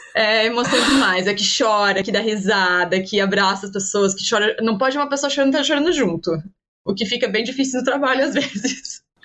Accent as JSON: {"language": "Portuguese", "country": "Brazil", "also_born_or_lived": "Portugal", "moved": "as an adult", "lives_now": "London, United Kingdom", "said": "não dava mais pra gente viver longe e que era pra voltar pro Brasil"}